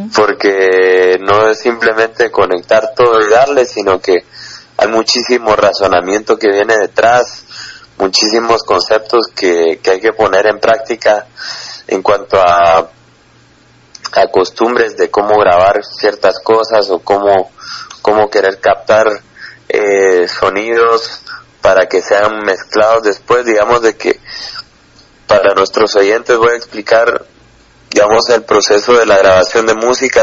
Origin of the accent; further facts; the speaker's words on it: Guatemala; sí somos de Guatemala